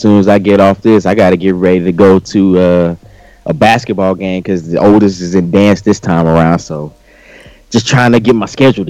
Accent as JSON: {"language": "English", "town": "Beaumont", "region": "Texas", "country": "United States", "moved": "yes", "lives_now": "Dallas, United States", "said": "I'm from Southeast Texas, Beaumont."}